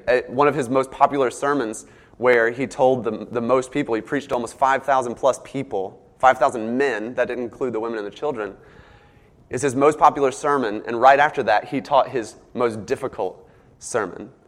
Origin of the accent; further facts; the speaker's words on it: the South, United States; accent: southern; my southern accent comes out